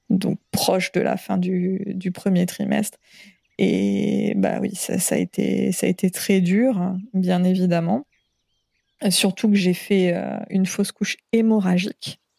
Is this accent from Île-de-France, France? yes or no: yes; Paris, Île-de-France, France; now in French Polynesia; il n'y a, pas de pression sociale non plus sur le corps des femmes, ce qui est une chose en tant que parisienne que je trouve extrêmement appréciable